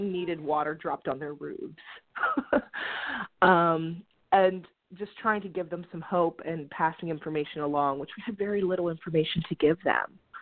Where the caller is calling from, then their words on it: Pittsburgh, Pennsylvania, United States; I'm calling from Pittsburgh, Pennsylvania